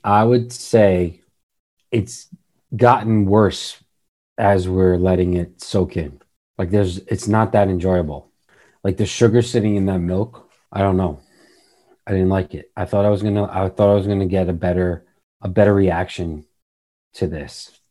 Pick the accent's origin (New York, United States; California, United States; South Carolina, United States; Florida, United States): New York, United States; We're from New York